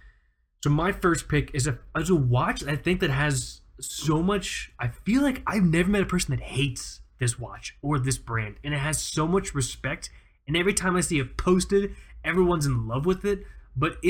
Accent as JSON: {"language": "English", "region": "South Florida", "country": "United States", "said": "we're from South Florida"}